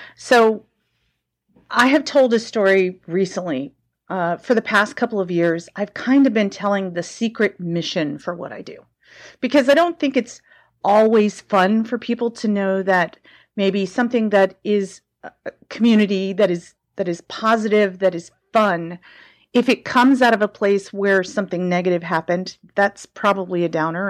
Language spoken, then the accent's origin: English; the South, United States; now in San Francisco, United States; I grew up in the South